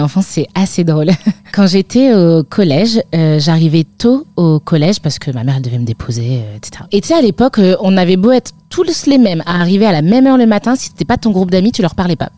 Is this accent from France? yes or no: yes; Lille metropolitan area, Hauts-de-France, France; j'ai grandi dans le nord de la France, en métropole lilloise, vraiment 20 km euh, de l'île, à la frontière belge